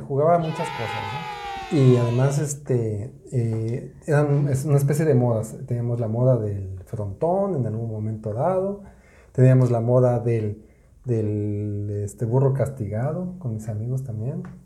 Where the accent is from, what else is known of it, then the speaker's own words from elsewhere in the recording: Mexico City, Mexico; En la Ciudad de México, de donde yo soy, en mi época